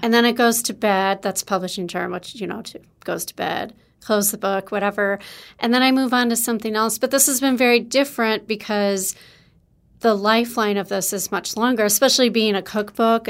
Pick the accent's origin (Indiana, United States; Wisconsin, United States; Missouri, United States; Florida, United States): Wisconsin, United States; I'm from Wisconsin